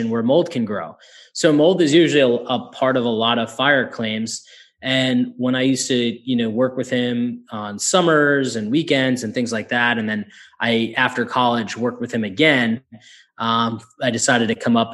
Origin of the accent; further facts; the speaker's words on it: Northeast, United States; I'm from the Northeast